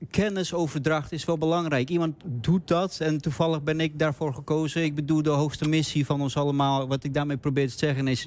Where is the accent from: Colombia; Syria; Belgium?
Colombia; Bogotá, Bogotá Capital District; now in Netherlands; ik ben geboren in Colombia, eh, de hoofdstad Bogota